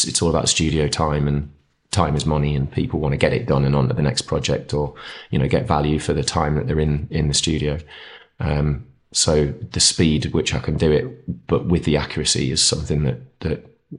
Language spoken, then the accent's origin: English; East of England, United Kingdom; moved away as an adult; now in North East England, United Kingdom; I was born in the Northeast, lived here till I was 4 or 5. My dad got a job down near, well, between Ipswich and Cambridge, so East Anglia. Grew up there till I was 18 and then came back up for uni and stuff and then stayed.